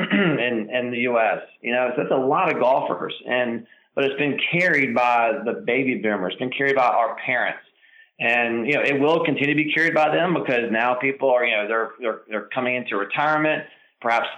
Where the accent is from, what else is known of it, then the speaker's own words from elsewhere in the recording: Charlotte, North Carolina, United States; I grew up in Charlotte. I learned the game at Charlotte Country Club